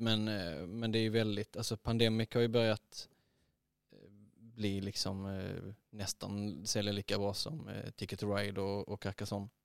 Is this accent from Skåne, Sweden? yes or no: yes; Eslöv, Skåne, Sweden; jag är uppvuxen i Eslöv